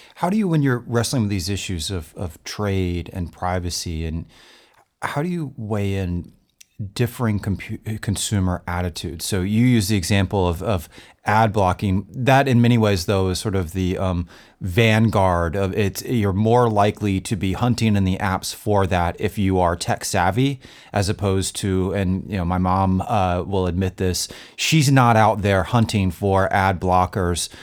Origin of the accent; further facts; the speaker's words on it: North Carolina, United States; my home state of North Carolina